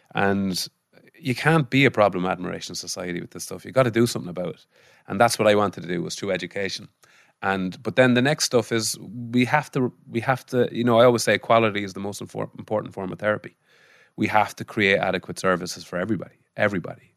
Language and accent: English; Mullingar, Leinster, Ireland; also born or lived in Israel; growing up in Molingar